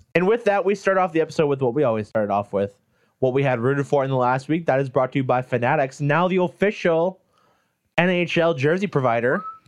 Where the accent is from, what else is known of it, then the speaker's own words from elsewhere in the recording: United States; I'm American, not Canadian.